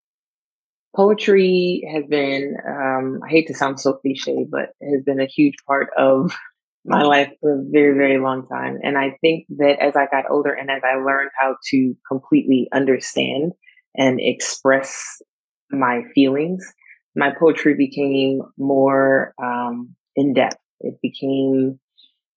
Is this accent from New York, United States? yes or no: yes; New York, United States; now in California, United States; I live in California right now, but I'm actually originally from New York